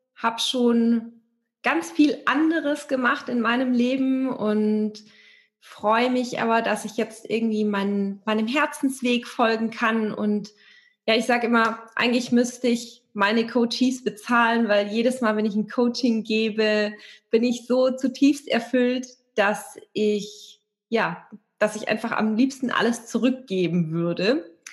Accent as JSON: {"language": "German", "area": "area around Stuttgart", "region": "Baden-Württemberg", "country": "Germany", "tie": "born or raised there", "also_born_or_lived": "Hamburg", "moved": "yes", "said": "ich bin mit meiner Katze und meinem Hund, meinen Büchern und meinen Klamotten weg aus Hamburg nach Stuttgart gezogen. Stuttgart kannte ich auch nicht, aber ich bin hier in der Gegend aufgewachsen und geboren"}